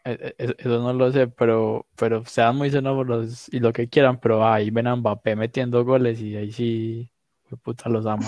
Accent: Medellín, Antioquia, Colombia; yo nací acá, yo me crio acá

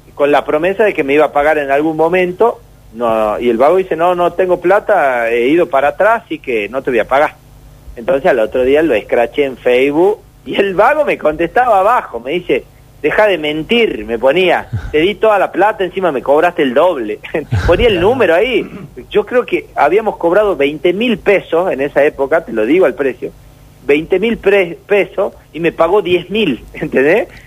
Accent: Tucumán, Argentina; somos de Tucumán

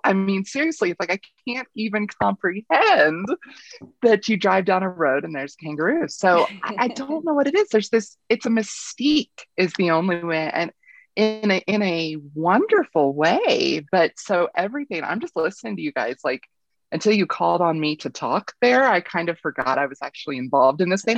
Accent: Kentucky, United States; now in Colorado, United States; I grew up in Kentucky.

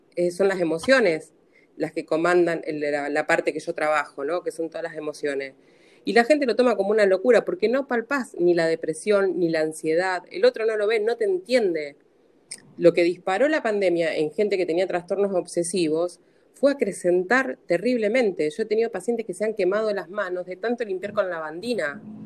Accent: Rosario, Santa Fe, Argentina; soy de Santa Fe de Rosario

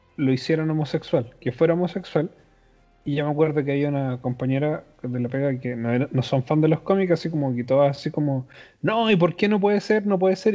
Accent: Chile; somos de Chile

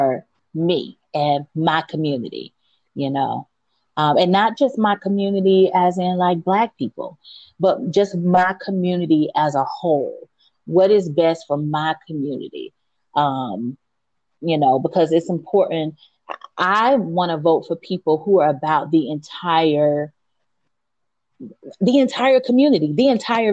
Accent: United States; I was born in America. I have been here all my life

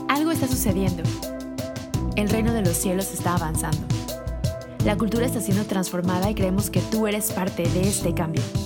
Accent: Mexico; Vivíamos en México

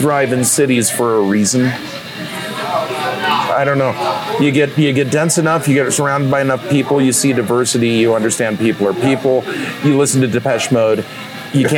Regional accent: Murray, Utah, United States; moved away as an adult; also born or lived in Montana; I grew up in Murray. We're at a bar in Murray here

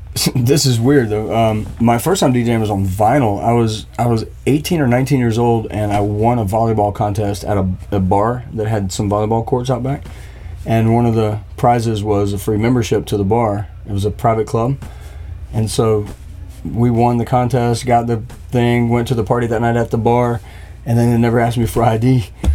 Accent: Myrtle Beach, South Carolina, United States; Myrtle Beach.

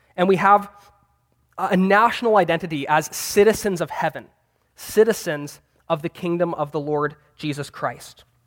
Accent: Vancouver, British Columbia, Canada; I'm a seminary student, and I'm from Vancouver, Canada

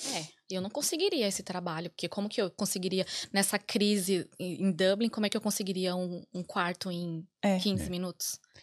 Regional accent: São Paulo, Brazil; moved away as an adult; now in Ireland; a gente é de São Paulo

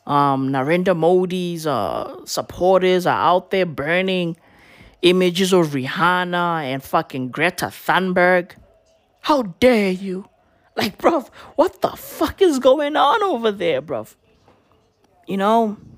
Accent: South Africa; Not because I'm South African, no.

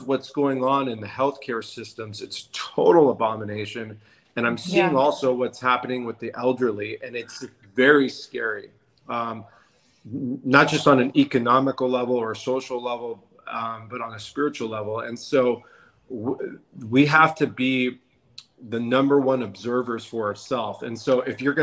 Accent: San Diego, California, United States; I'm born and raised in La Jolla, California, San Diego

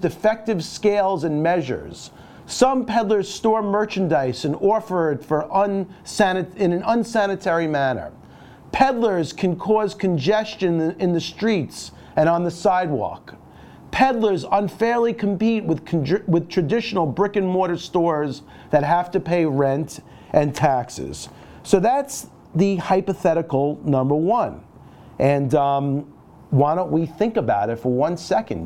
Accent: New York City, New York, United States; I grew up in Brooklyn

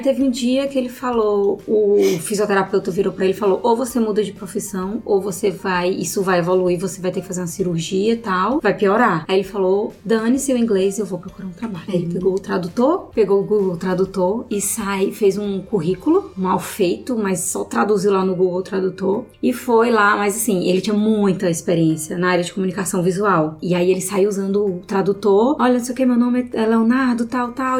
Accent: Brazil; moved away as an adult; now in Australia; eu sou brasileira

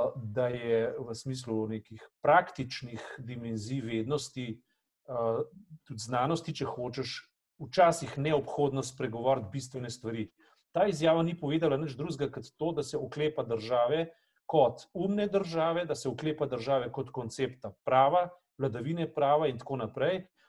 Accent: Slovenia; smo bili lahko ponosni na to, da smo Slovenci

